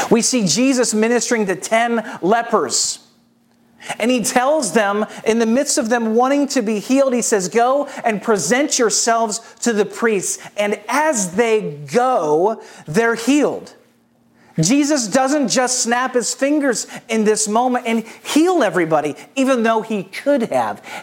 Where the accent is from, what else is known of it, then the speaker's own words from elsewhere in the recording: St. Louis, Missouri, United States; now in Atlanta, United States; But I, you know, I'm from St. Louis, Missouri. Uh, if you're a part of our church here in Atlanta, you know that I talk about it all the time. Um, but I'm from St. Louis.